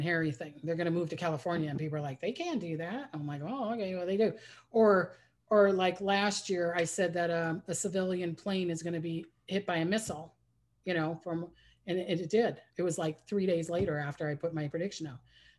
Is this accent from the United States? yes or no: no; New Zealand; born there; My mom is from Holland. I was born in New Zealand, but I have an aunt in New Zealand.